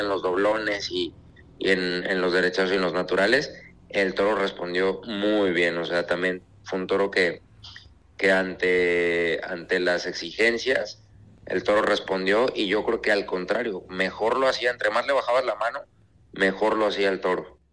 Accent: Guadalajara, Jalisco, Mexico; regresar a mi tierra

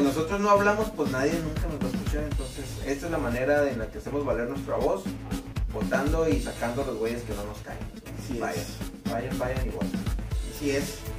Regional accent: Mexico; como mexicanos

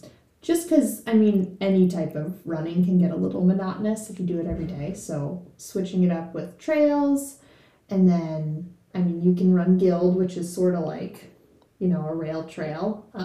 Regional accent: New York, United States; also born or lived in Pittsburgh; now in Chattanooga, United States; growing up in New York, I did run pretty much mostly all on trails.

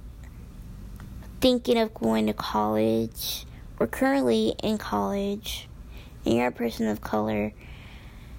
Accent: Midwest, United States; I was born and raised in the United States in the Midwest

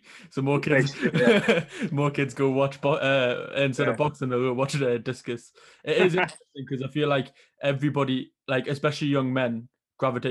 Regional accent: Newcastle upon Tyne, North East England, United Kingdom; I'm from Newcastle up here, and there's not many Asian kids around

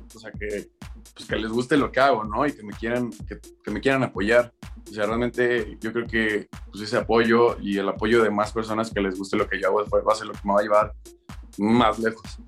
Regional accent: Mexico; yo como mexicano

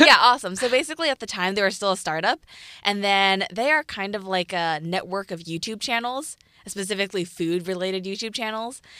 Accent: Piedmont, California, United States; I'm from Piedmont, California, which is right by Oakland

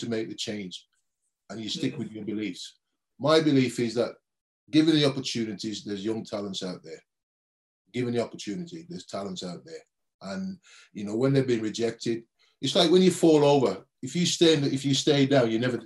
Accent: Birmingham, West Midlands, United Kingdom; as a young kid growing up in Birmingham

